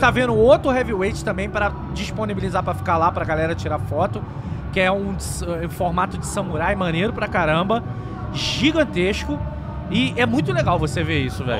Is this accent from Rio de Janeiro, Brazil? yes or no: yes; Rio de Janeiro, Brazil; eu sou carioca.